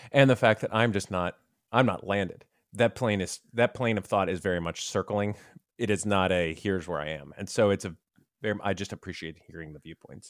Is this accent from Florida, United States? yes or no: yes; Tampa, Florida, United States; when I was a kid growing up in Tampa